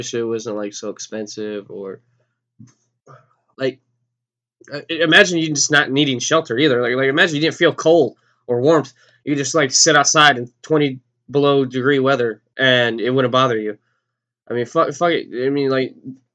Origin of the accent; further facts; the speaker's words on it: Texas, United States; I'm from Texas, and I don't think I have an accent.